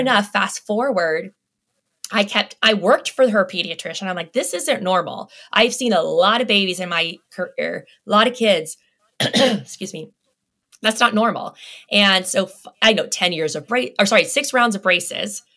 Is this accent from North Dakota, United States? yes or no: no; Las Vegas, Nevada, United States; I grew up in Las Vegas